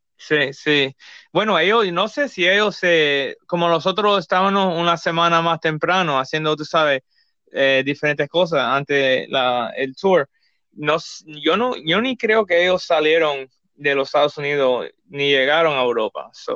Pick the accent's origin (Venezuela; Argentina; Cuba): Cuba; somos cubanos